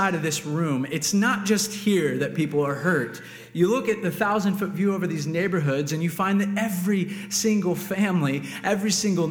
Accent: Cincinnati, Ohio, United States; moved away; I'm from Cincinnati

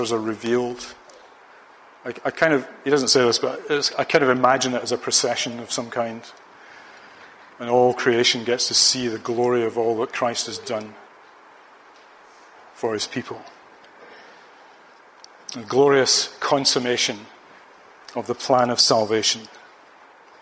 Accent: Ayr, Scotland, United Kingdom; the football team of my hometown, Ayr United

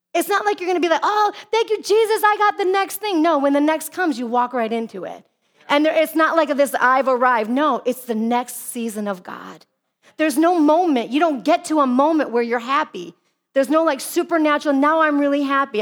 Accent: Midwest, United States; now in Arizona, United States; I come from the Midwest where all the neighbors

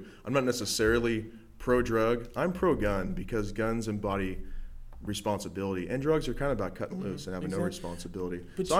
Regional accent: United States; I'm fucking American.

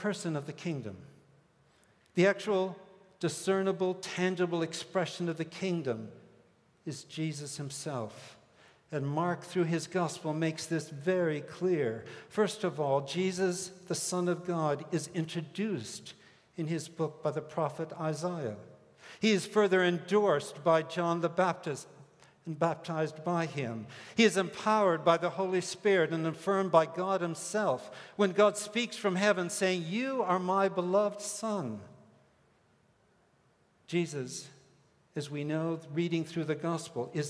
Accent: Hong Kong; moved away; also born or lived in Minneapolis; I grew up in the British colony of Hong Kong.

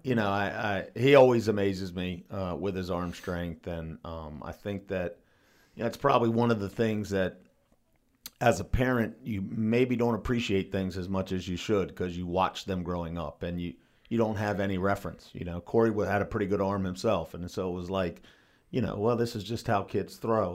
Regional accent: New Market, Maryland, United States; we grew up in Newmarket, right, we're, we're maybe three quarters of a mile from the high school

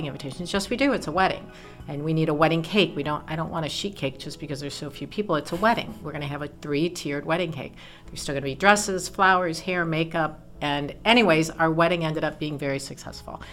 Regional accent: Elyria, Ohio, United States; accent: Northeast Ohio twang; moved away as an adult; also born or lived in Nashville; I was born and raised in Elyria, and spent my entire life there

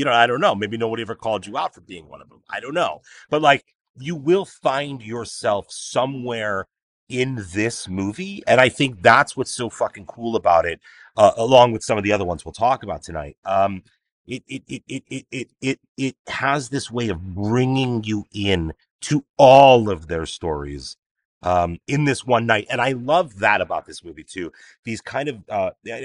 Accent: Chicago, Illinois, United States; I grew up in Chicago

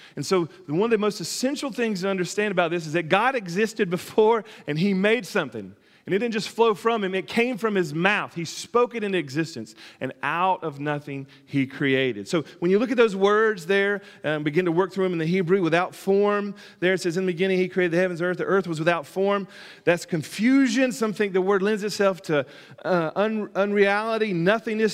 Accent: Alabama, United States; moved away; my origins in Alabama and where I come

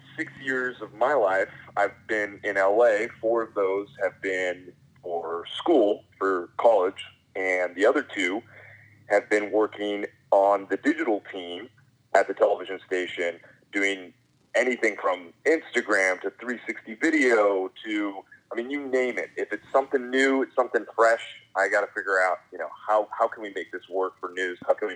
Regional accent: San Diego, California, United States; moved away as an adult; now in Los Angeles, United States; And before that, I was in San Diego, born and raised in San Diego, and started my news career down there at a very young age.

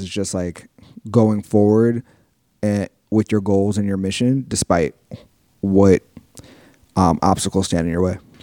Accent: New York City, New York, United States; I grew up in South Jamaica, Queens, which is a neighborhood that I know and love

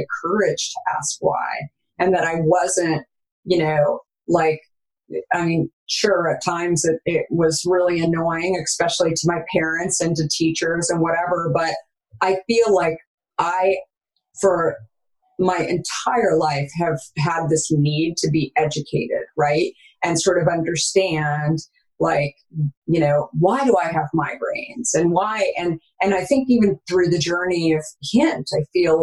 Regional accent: Arizona, United States; I grew up in Arizona

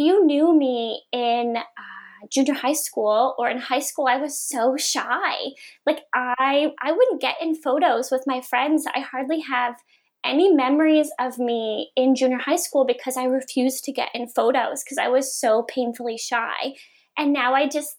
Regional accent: Sydney Mines, Nova Scotia, Canada; moved away as an adult; also born or lived in Halifax; I grew up in Cape Breton in a, you know, tiny little town of Sydney Mines

